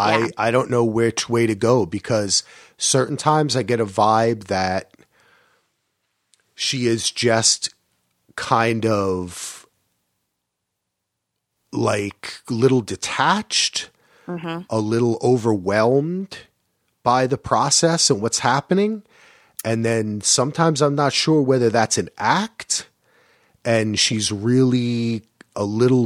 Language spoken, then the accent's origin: English; New Jersey, United States; They say Giudice, but see, I'm from Jersey, so I would say Giudice.